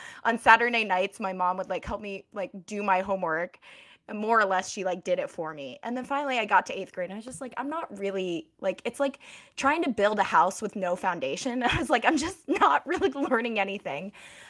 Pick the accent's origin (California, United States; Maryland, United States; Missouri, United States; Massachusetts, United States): Maryland, United States; I grew up in Maryland, but my dad's side of the family is from Guangzhou in China.